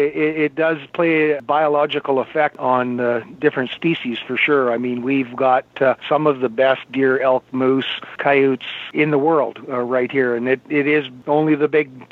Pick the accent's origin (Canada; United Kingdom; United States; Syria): Canada; Manitoba; moved away as an adult; also born or lived in British Columbia; I grew up here in Manitoba, and at an early age, right out of university, I left and moved to British Columbia.